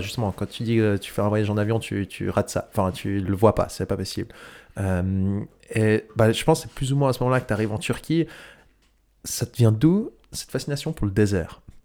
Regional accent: Switzerland; on est suisse

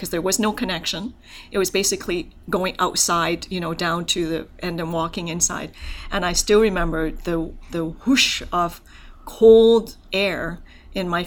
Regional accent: Hong Kong; also born or lived in Canada; now in Alberta, Canada; So my family is from Hong Kong, and so I was born in Hong Kong. And it's an interesting story about how I immigrated to Canada

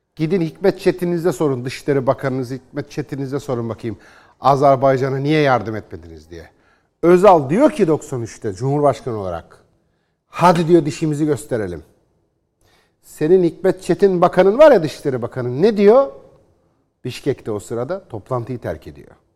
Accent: Istanbul, Turkey; Ben doğma ve Eyüpliyim.

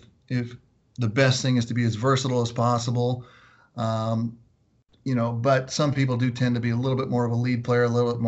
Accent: Southern California, United States; also born or lived in Los Angeles, California / Orange County, California; I grew up in Southern California, so I grew up around LA as a younger kid, and then we moved to Orange County and lived in Garden Grove and Huntington Beach

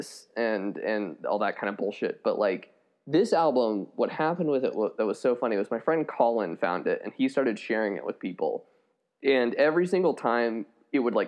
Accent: Colorado Springs, Colorado, United States; moved away; I grew up in Colorado Springs, which is the evangelical capital of the world.

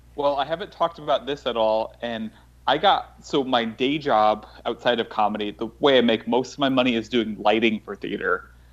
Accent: New York, United States; also born or lived in Los Angeles; I'm from New York. I moved to Los Angeles for a year

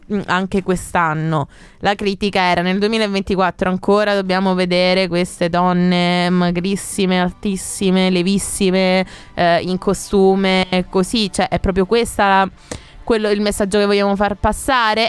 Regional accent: Mussomeli, Sicily, Italy; ho ventiquattro anni, vengo da Mussomeli

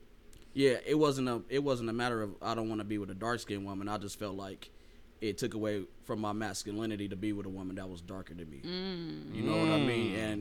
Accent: Moreno Valley, California, United States; I grew up in California.

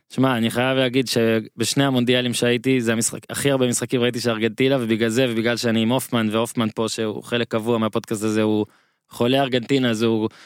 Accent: Northern District, Israel; אני ממושב בצפון, מושב לידי ואיתי היה ביסודי

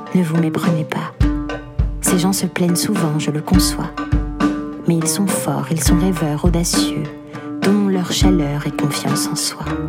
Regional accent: Algiers, Algiers Province, Algeria; born or raised there

